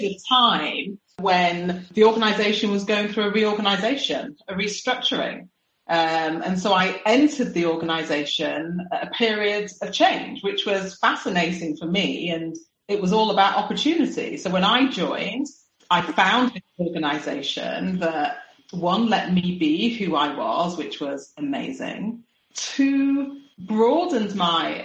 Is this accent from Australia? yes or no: no; United Kingdom; moved away as an adult; also born or lived in Singapore; I'm a Brit. I'd spent my whole life living in the UK